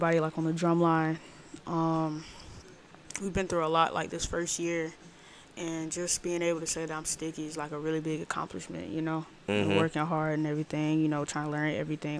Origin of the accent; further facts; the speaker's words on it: Atlanta, Georgia, United States; moved away as an adult; I'm from Atlanta, Georgia, and I am a current student at Hampton University